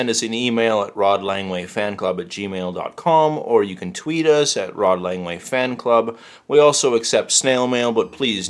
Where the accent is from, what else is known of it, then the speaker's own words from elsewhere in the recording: Canada; I mean, I guess being Canadian